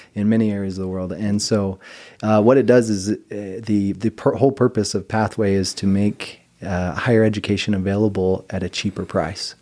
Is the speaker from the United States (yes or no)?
yes; Mountain Home, Idaho, United States; I grew up in a little town called Mountain Home, Idaho